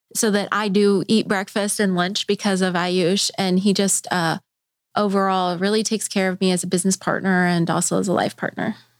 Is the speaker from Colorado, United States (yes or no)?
yes; Colorado, United States; now in Bentonville, United States; I'm from Colorado